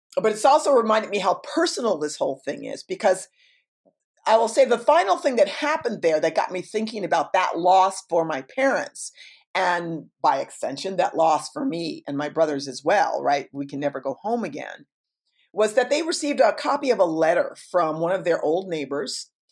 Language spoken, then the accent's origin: English; New York, United States; moved away; I'm incredibly New York